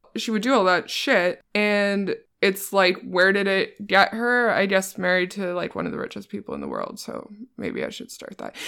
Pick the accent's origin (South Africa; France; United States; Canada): Canada; East Coast; moved away as an adult; also born or lived in Halifax, Nova Scotia; now in Toronto, Canada; I'm from the East Coast. I lived in Halifax for a long time.